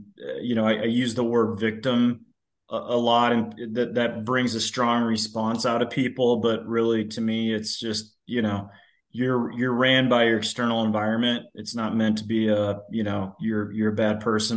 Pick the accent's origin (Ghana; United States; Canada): United States; Loveland, Colorado; now in Castle Pines Village, United States; I grew up in Loveland, Colorado State grad.